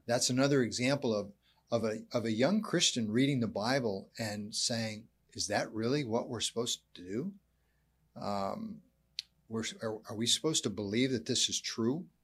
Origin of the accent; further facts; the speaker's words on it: United States; also born or lived in Canada; being an American